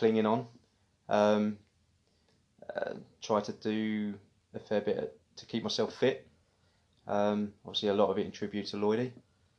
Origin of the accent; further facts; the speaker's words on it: Witham, East of England, United Kingdom; moved away as an adult; also born or lived in Kelvedon / Silver End; I was raised originally in Kelvedon. We moved to Silver End and then Witham and pretty much spent most of my growing up years in Witham.